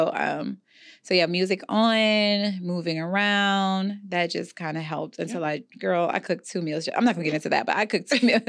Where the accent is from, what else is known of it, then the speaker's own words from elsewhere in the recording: New Orleans, Louisiana, United States; And I'm also from Louisiana, so, you know, the New Orleans area, and we just, that's how I was raised.